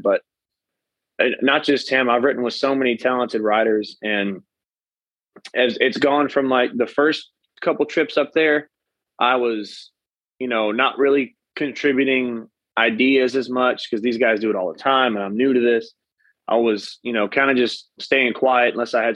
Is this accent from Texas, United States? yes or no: yes; Katy, Texas, United States; now in College Station, United States; my hometown in Katy